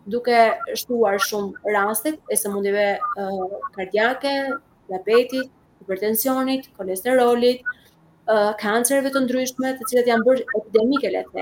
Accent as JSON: {"language": "Albanian", "country": "Albania", "said": "I kam thënë jam nga Shqipëria, kam marrë nga Shqipëria"}